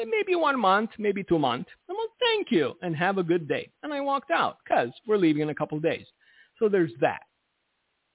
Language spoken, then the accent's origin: English; United States; I'm an American, my Romanian passport expired.